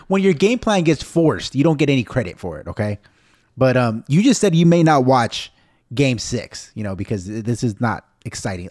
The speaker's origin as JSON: {"language": "English", "country": "United States", "said": "I'm Mexican-American, I'm so American"}